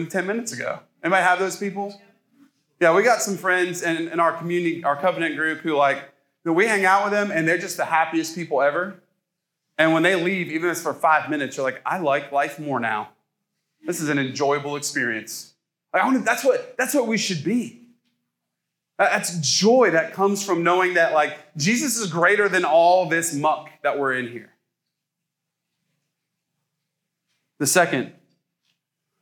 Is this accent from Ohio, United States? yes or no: yes; Ohio, United States; now in the South, United States; I'm from Ohio. I came down here.